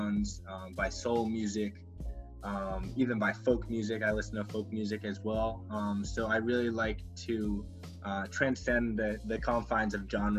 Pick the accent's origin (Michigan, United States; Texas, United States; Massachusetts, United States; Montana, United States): Massachusetts, United States; Gloucester; I am from Gloucester, Massachusetts, about 45 minutes north of Boston